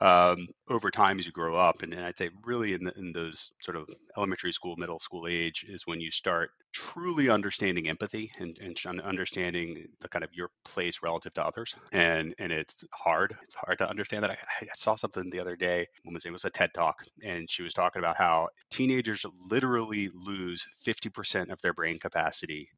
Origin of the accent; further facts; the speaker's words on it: Virginia Beach, Virginia, United States; also born or lived in Norfolk, Virginia; growing up in Norfolk and Virginia Beach, we just running around with my friends in the neighborhood